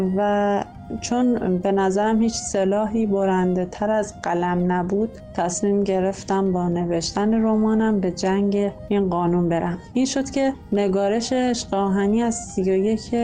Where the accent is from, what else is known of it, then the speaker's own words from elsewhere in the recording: Tonekabon, Mazandaran, Iran; also born or lived in Rudsar; توی عروس شهرهای شمال تونکابان به دنیا آمدم